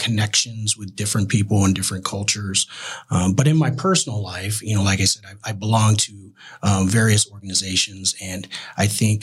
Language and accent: English; Tucson, Arizona, United States; also born or lived in California; now in Phoenix, United States; Growing up in Tucson, a little smaller town than Phoenix, but very close knit. A very family oriented community that I grew up in.